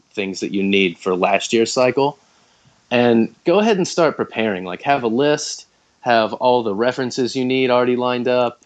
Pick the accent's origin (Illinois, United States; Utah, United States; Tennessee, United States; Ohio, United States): Tennessee, United States; moved away as an adult; now in Oshima, Japan; I'm from Tennessee, and there's a lot of Japanese business in Tennessee.